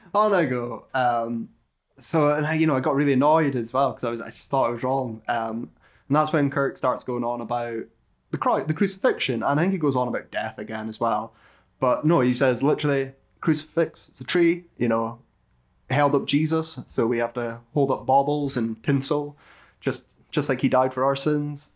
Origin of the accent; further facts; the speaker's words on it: United Kingdom; we're British